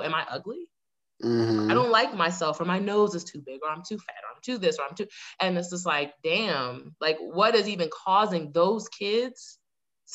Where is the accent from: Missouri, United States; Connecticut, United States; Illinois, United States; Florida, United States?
Florida, United States; Fort Lauderdale; I was born in Lauderdale, Florida. So, like, I'm from South Florida, right, originally.